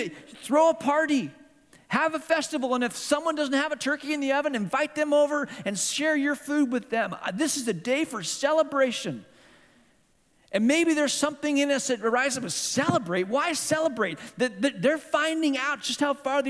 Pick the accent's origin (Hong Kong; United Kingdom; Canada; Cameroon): Hong Kong; moved away; this is my hometown. I grew up in this town